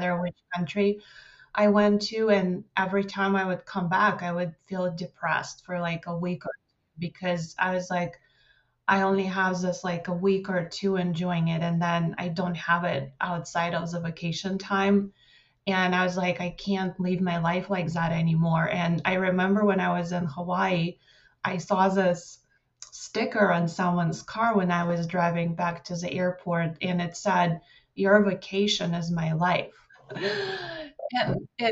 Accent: Moscow, Russia; moved away; I grew up in Moscow, Russia

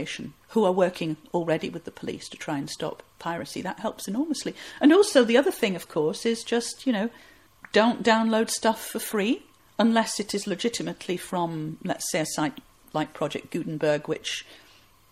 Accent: Huddersfield, Yorkshire and the Humber, United Kingdom; my hometown of Huddersfield

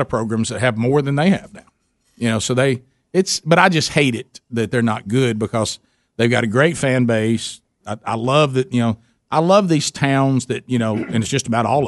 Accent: Alabama, United States; we grew up in Alabama

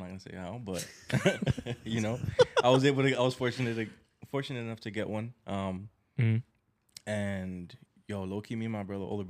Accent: New York, United States; born or raised there

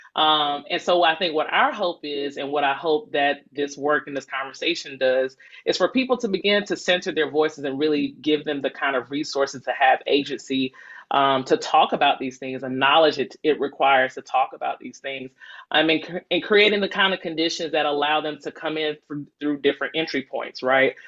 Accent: Decatur, Georgia, United States; I'm born and raised in Decatur

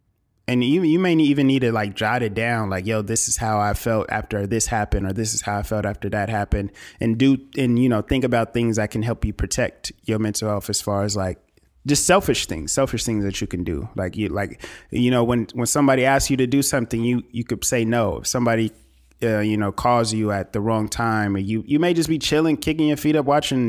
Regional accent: California, United States; Nigga, I'm from California.

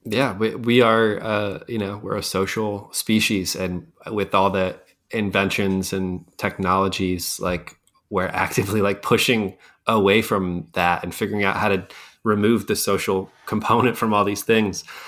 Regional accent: Scranton, Pennsylvania, United States; I grew up in Scranton

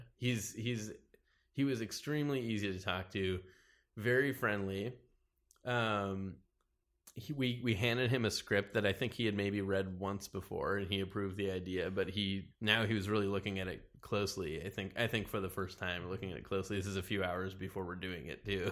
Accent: Wilmette, Illinois, United States; also born or lived in Chicago; Originally, I'm from, uh, Chicago. I lived there for the first four years of my life, and then I moved to a suburb of Chicago called Wilmette.

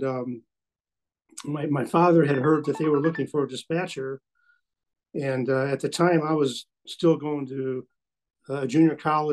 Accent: Chicago, Illinois, United States; also born or lived in Litchfield, Illinois / Staunton, Illinois / Wood River, Illinois; I grew up in the Chicago area, South Chicago suburbs.

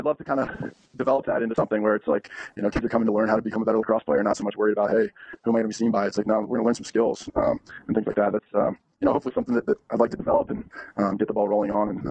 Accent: East Coast, United States; growing up on the East Coast

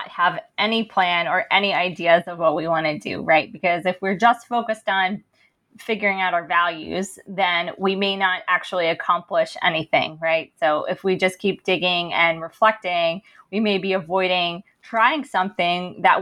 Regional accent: Princeton, New Jersey, United States; growing up in Princeton

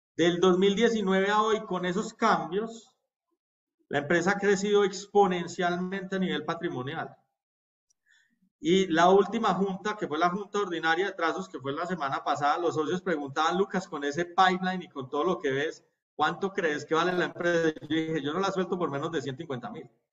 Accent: Colombia; nosotros como colombianos

